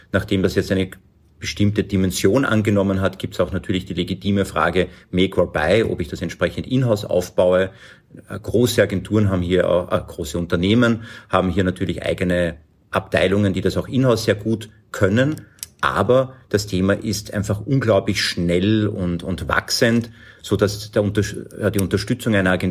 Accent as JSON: {"language": "German", "region": "Lower Austria", "country": "Austria", "lives_now": "Vienna, Austria", "said": "ich komme aus dem wunderschönen Niederösterreich, lebe aber schon sehr lange in Wien"}